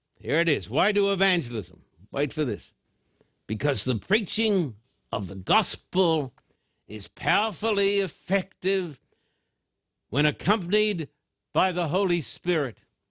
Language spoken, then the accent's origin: English; Australia; I'm an Australian with American citizenship too.